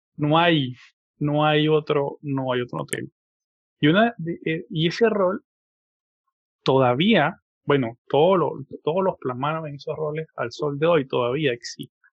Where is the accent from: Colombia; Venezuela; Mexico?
Venezuela; mi país, en Venezuela